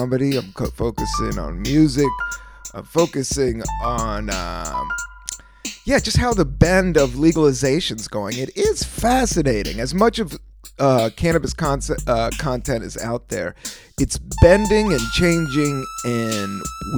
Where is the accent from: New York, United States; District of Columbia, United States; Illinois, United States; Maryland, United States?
District of Columbia, United States; Washington; moved away; also born or lived in San Francisco; I grew up on Northeast D.C., Washington, D.C.